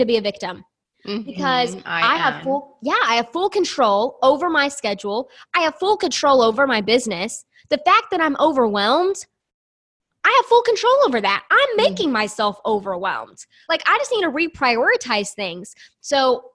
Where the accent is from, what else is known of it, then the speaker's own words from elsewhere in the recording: the South, United States; I grew up in the South in a very small, tiny town